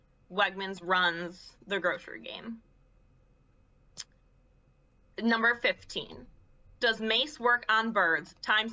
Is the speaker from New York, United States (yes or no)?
yes; Western New York, United States; Tim Hortons is a Western New York staple. In my hometown, there are 5 Tim Hortons in a 3-mile radius.